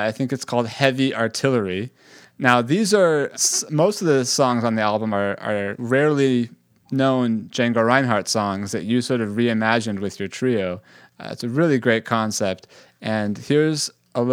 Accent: the Bay Area, California, United States; I grew up in the Bay Area

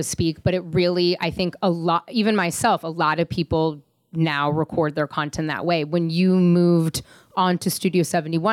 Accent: San Francisco, California, United States; my hometown, San Francisco

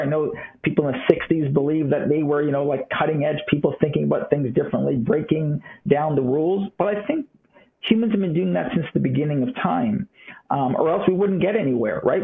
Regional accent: Toronto, Ontario, Canada; moved away as an adult; also born or lived in California; now in Florida, United States; I did grow up in Toronto, Canada

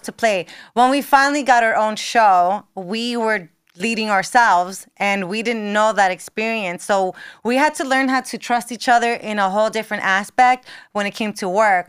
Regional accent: North Bergen, New Jersey, United States; accent: Jersey; moved away as an adult; also born or lived in Miami; born and raised there

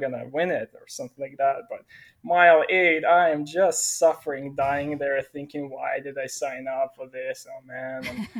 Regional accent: Ukraine; moved away as an adult; also born or lived in Brandon, Manitoba, Canada; now in Chilliwack, Canada; I came from Ukraine almost 6 years ago, moved to Manitoba, straight to Brandon. And there I studied at college and stayed in Brandon for 6 years. And last 3 weeks, I've been living in Chilliwack, BC.

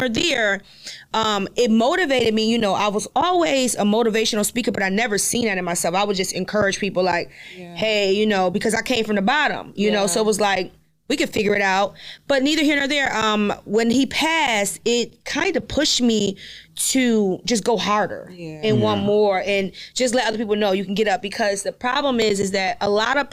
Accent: Rochester, New York, United States; I'm from Rochester, New York

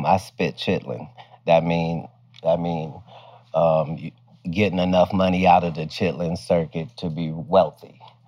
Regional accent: Dayton, Ohio, United States; moved away; also born or lived in Cincinnati, Ohio / Oklahoma City / Sacramento / Oakland; I was born in Cincinnati. I was raised in Dayton

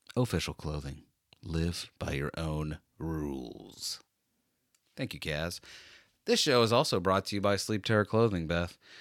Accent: United States; me also as an American

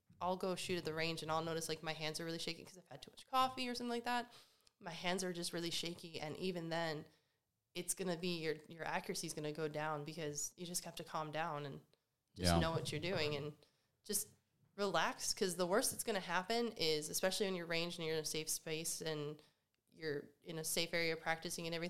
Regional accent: Carroll County, Maryland, United States; now in Burbank, United States; I grew up in Maryland, Carroll County, nice like farmland and everything.

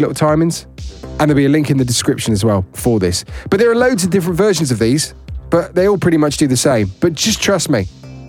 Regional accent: Worcestershire, West Midlands, United Kingdom; moved away; my hometown of the Shire, Worcestershire.

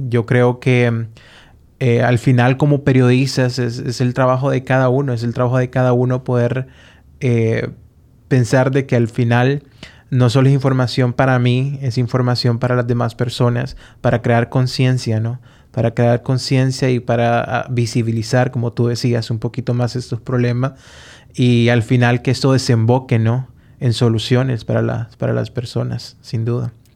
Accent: Honduras; como hondureño

